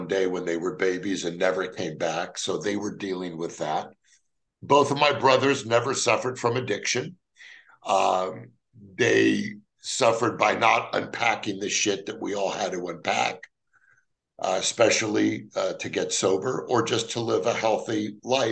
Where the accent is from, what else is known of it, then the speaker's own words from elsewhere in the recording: Los Angeles, California, United States; Growing up, I grew up in the San Fernando Valley of Los Angeles